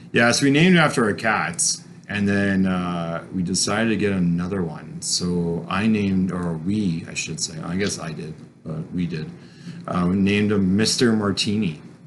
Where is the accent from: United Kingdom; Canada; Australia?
Canada; Caledon, Ontario; also born or lived in New Brunswick; growing up in Caledon